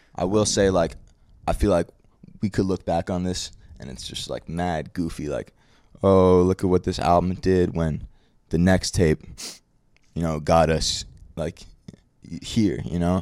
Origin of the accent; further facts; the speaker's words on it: New York City, New York, United States; I'm from Brooklyn